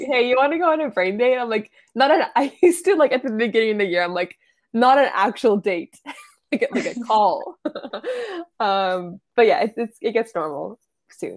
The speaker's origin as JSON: {"language": "English", "town": "Ottawa", "region": "Ontario", "country": "Canada", "said": "I am from Ottawa"}